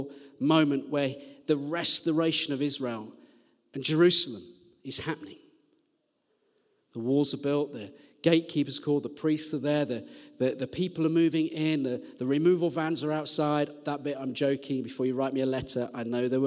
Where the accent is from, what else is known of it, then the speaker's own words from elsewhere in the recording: Birmingham, West Midlands, United Kingdom; now in Sheffield, United Kingdom; I'm from Birmingham.